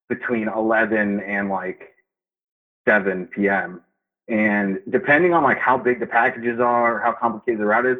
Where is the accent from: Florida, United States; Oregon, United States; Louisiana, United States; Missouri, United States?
Florida, United States; Miami; I grew up in Miami